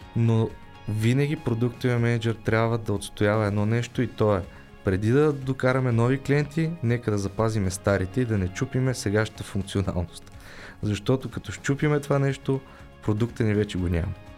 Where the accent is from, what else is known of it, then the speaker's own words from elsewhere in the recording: Bulgaria; аз не съм българин